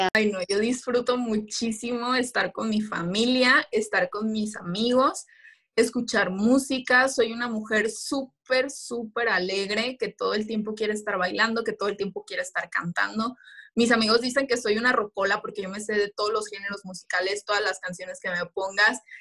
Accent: Michoacán, Mexico; regreso a mi estado para participar por la corona de nuestra belleza Michoacán

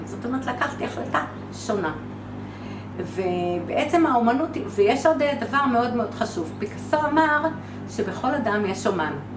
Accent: Haifa, Haifa District, Israel; אני חיפאית

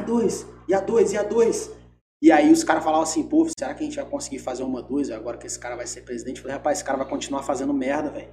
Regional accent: Espírito Santo, Brazil; eu sou capixaba

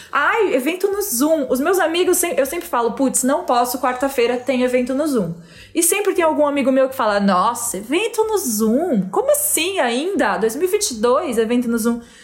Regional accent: Araraquara, São Paulo, Brazil; moved away as an adult; now in São Paulo, Brazil; Eu vim de Araraquara

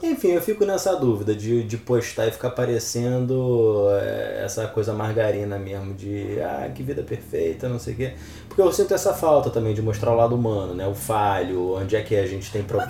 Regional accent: Rio de Janeiro, Brazil; eu vim da Vila Kennedy, gente. Morei na Vila Kennedy até meus 10 anos, 11 anos

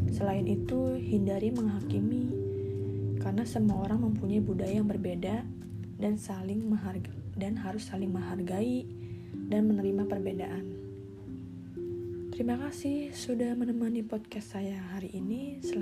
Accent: Cirebon, West Java, Indonesia; born there; now in Jakarta, Indonesia; Saya lahir di kota Cirebon. Saya anak kedua dari empat bersaudara.

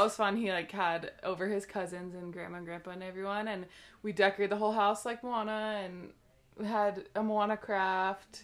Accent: Seattle, Washington, United States; moved away; I am from Seattle, Washington, originally, and that's actually where my husband Brian and I met. We met when we were young teenagers

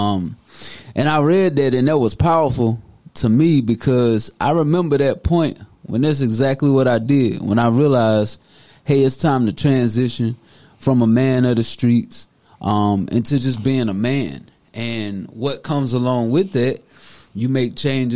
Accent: Deep South, United States; I'm born and raised in the South, the Deep South

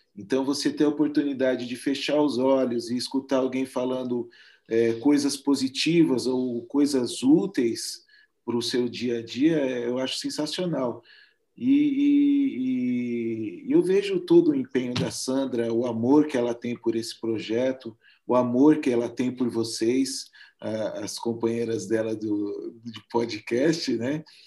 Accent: interior of São Paulo, Brazil; eu sou de São Paulo, junto com ela, somos no interior de São Paulo

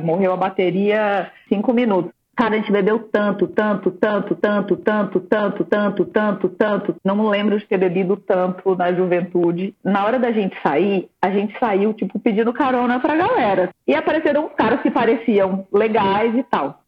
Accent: Brasília, Federal District, Brazil; moved away; Eu sou de Brasília, estava morando em Brasília ainda

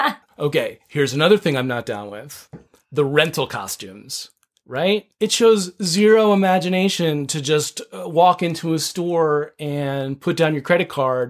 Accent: East Coast, United States; now in Southern California, United States; Your mom and I grew up on the East Coast.

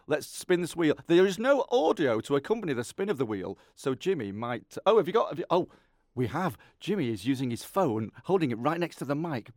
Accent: Lancashire, North West England, United Kingdom; I'm from Lancashire, but I feel like I'm a bit Yorkshire.

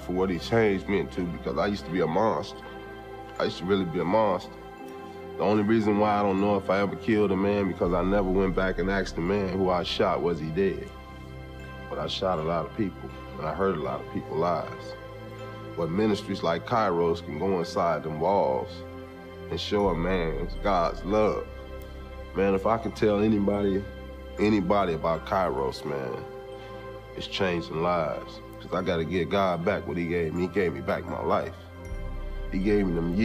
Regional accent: Los Angeles, California, United States; I was born and raised in Los Angeles, California. I grew up in the street gangs there

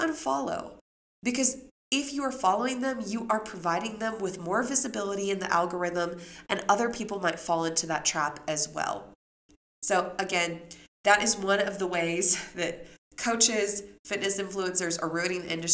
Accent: Memphis, Tennessee, United States; when I grew up in Memphis

